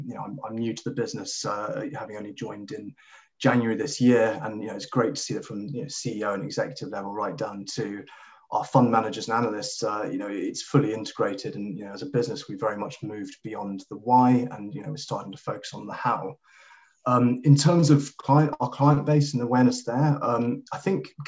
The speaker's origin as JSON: {"language": "English", "country": "Kenya", "tie": "born or raised there", "said": "I grew up in Kenya, in East Africa"}